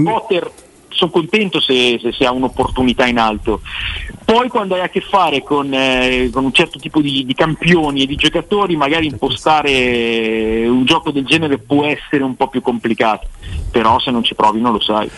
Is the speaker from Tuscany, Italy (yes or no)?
no; Pavia, Lombardy, Italy; moved away as an adult; now in Milan, Italy; io sono di Pavia, abito a Milano